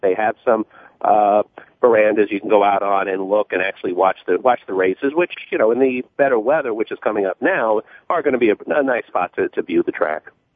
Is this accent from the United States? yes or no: yes; New York City, New York, United States; New York native. I grew up in Queens and actually Queens Village